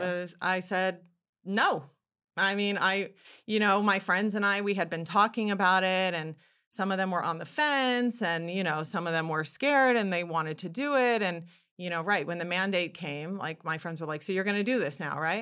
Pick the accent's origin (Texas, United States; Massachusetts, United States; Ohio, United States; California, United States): California, United States; Yorba Linda; moved away as an adult; also born or lived in New York City; I am from Yorbalinda, California, which is in Orange County, Southern California, about, uh, fifty miles south of Los Angeles. I spent my entire childhood there, grew up there